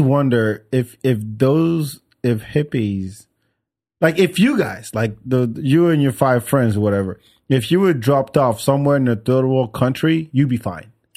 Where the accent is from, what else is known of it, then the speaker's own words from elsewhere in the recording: France; also born or lived in Senegal; now in Austin, United States; I grew up in France